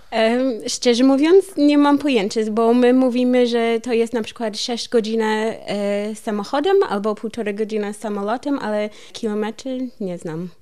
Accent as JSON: {"language": "Polish", "town": "Columbia", "region": "Missouri", "country": "United States", "also_born_or_lived": "California / Masuria, Poland", "second_language": "Polish", "moved": "as an adult", "lives_now": "Wrocław, Poland", "said": "U nas w Kolumbii są lasy trochę"}